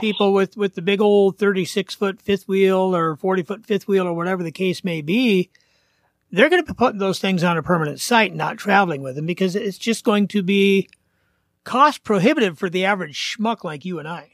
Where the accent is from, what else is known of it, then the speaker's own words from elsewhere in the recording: Portland, Oregon, United States; moved away; I grew up in Portland.